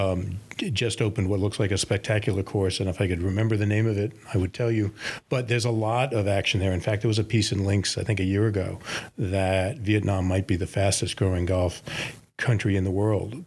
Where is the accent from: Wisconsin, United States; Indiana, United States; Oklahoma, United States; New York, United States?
New York, United States; as a New Yorker, a big city like Tokyo appeals to me